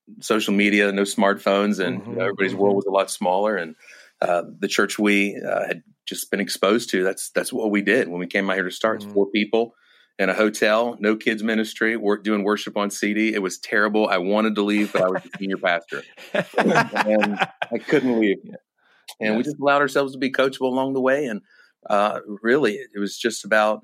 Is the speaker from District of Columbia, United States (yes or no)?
yes; Washington, District of Columbia, United States; moved away as an adult; now in Minnesota, United States; I'm originally from the Washington, D.C. area